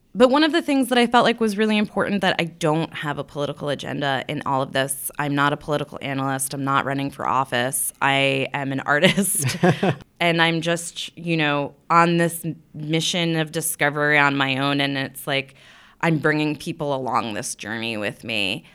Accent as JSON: {"language": "English", "area": "Long Island, Nassau County", "region": "New York", "country": "United States", "tie": "born or raised there", "also_born_or_lived": "Brooklyn, New York", "moved": "yes", "lives_now": "Williamsburg, Brooklyn, United States", "said": "I grew up on Long Island"}